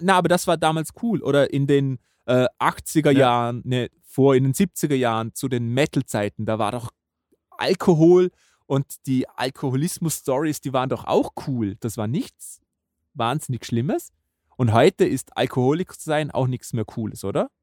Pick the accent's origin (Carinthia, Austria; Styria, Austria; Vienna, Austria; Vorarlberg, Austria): Vorarlberg, Austria; bei uns in Vorarlberg